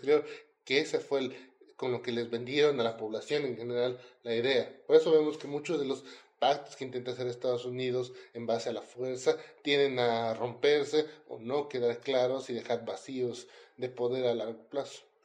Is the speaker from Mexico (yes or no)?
no; Bolivia; como los bolivianos acá con los chilenos, no nos podíamos ver